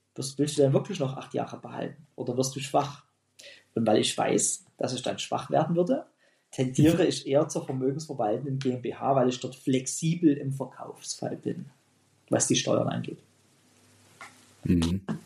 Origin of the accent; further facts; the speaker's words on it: Pirna, Saxony, Germany; meine Heimatstadt Pirna